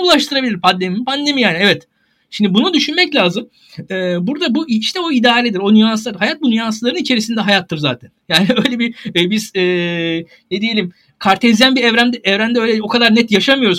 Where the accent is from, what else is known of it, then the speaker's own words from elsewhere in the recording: Turkey; bir Türk olarak